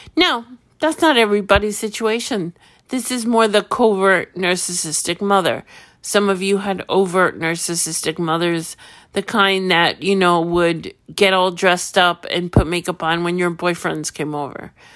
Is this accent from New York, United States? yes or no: yes; New York, United States; I'm from New York